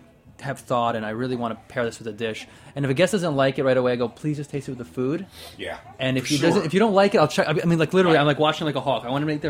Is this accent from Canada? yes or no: no; Loire Valley, France